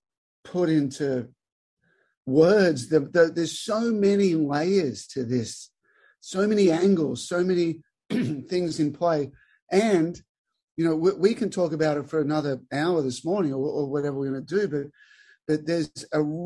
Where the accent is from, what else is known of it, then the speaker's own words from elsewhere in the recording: Albury, New South Wales, Australia; moved away as an adult; born and raised in Albury, Australia. Little country town, 25 grass courts